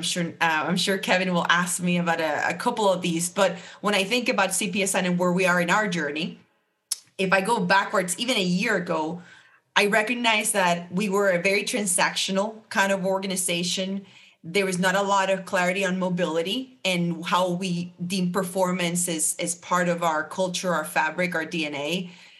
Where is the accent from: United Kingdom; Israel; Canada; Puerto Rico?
Puerto Rico; moved away as an adult; also born or lived in Atlanta, Georgia; now in Charlotte, United States; I'm born and raised in Puerto Rico